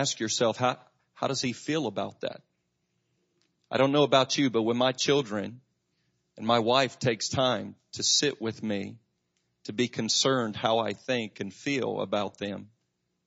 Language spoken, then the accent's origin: English; Macclenny, Florida, United States; I grew up in McClinney, right down the road. You know, we were the ones that all the disc jockeys made fun of in Jacksonville